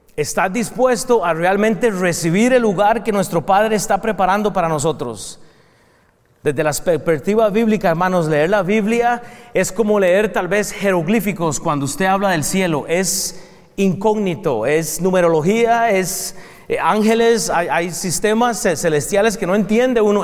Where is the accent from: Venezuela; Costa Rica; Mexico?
Costa Rica; now in United States; Yo soy de Costa Rica, eh, eh, eh, principalmente, vengo de ahí